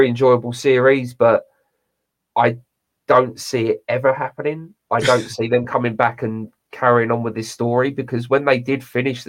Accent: United Kingdom; accent: British; my British accent

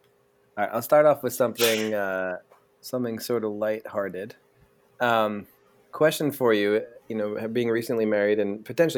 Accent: East Coast, United States; Because obviously I'm from the East Coast. I like New York teams.

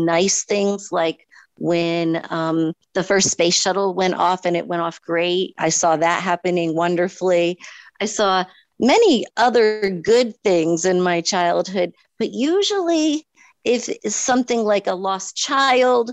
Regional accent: Mystic, Connecticut, United States; my hometown of Mystic, Connecticut

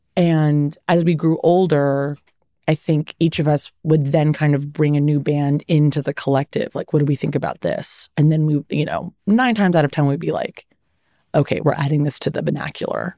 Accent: Los Angeles, California, United States; I grew up in the Valley.

